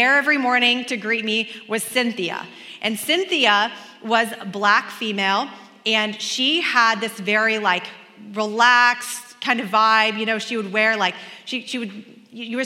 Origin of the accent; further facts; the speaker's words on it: Kansas, United States; also born or lived in Oregon; when I moved to Kansas from Oregon, my first friend was an Asian American girl. We were both in class together